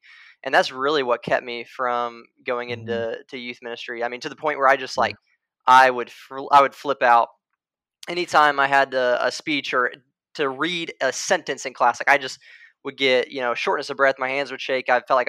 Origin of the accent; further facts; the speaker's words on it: Indiana, United States; I was from Indiana.